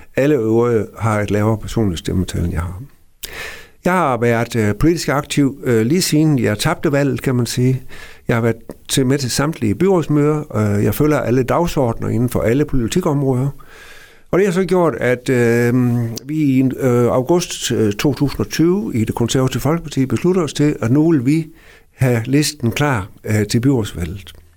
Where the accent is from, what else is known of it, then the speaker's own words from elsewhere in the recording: Gammel Aalbo, by the Little Belt, Southern Denmark, Denmark; den lille bondedreng ude fra Gamle Ålbo herude ved Lillebælt, øh, hvor jeg er opvokset i en børneflok på seks.